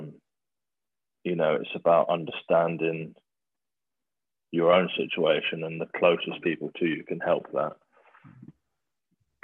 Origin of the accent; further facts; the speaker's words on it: Bedford, East of England, United Kingdom; I grew up in Bedford, just not far from Milton Keynes